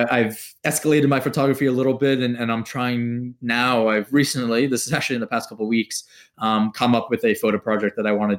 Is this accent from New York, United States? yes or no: yes; New York, United States; Being a New Yorker